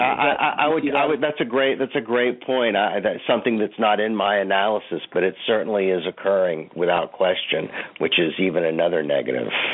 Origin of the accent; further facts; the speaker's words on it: Fort Worth, Texas, United States; I grew up in Fort Worth, Texas